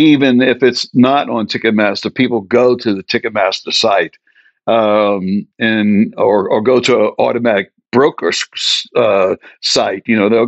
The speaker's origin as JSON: {"language": "English", "town": "New Orleans", "region": "Louisiana", "country": "United States", "said": "You know, if we have sponsors, I'm from New Orleans. It's called Lanyap."}